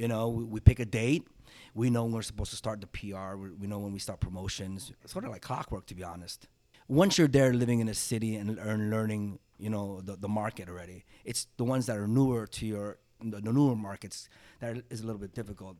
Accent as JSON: {"language": "English", "region": "New York", "country": "United States", "tie": "born or raised there", "said": "growing up in New York"}